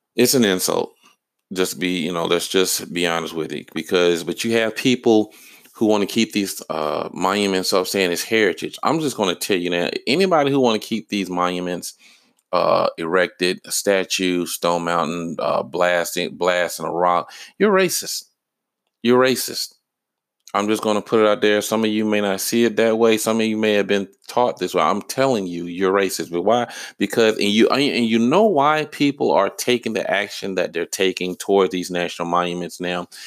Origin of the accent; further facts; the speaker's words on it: Georgia, United States; I lived in Georgia. I've been, lived in Georgia my whole life.